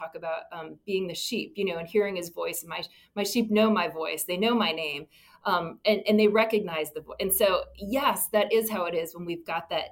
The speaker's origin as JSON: {"language": "English", "region": "Virginia", "country": "United States", "tie": "born or raised there", "said": "my home state of Virginia"}